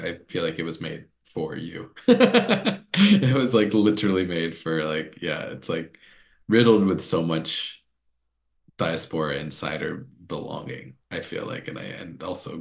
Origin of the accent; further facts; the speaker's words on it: North Carolina, United States; I grew up in North Carolina and I love living in North Carolina